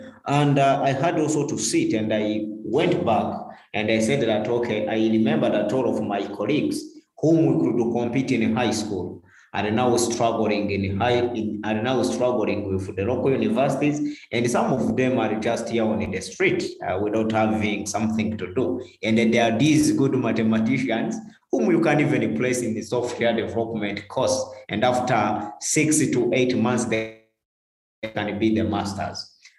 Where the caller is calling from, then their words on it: Kigali, Rwanda; I'm the founder of Umurava Work, and I'm speaking from Kigali, Rwanda.